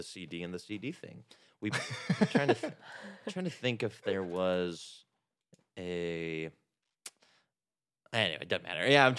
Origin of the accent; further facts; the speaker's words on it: California, United States; In between Fresno and Yosemite National Park.